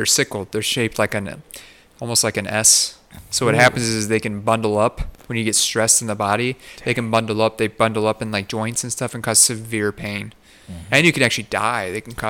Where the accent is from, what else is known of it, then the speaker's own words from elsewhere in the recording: Phoenix, Arizona, United States; we're lucky we're from Phoenix, by the way.